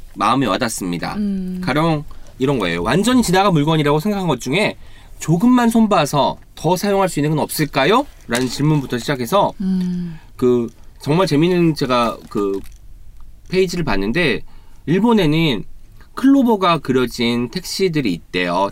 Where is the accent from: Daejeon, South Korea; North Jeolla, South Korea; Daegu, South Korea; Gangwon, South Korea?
North Jeolla, South Korea; Jeonju; moved away; 제가 또 전주가 고향입니다.